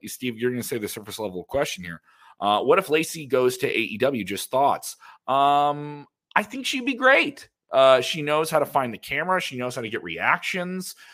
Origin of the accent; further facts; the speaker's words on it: Ireland; I'm Irish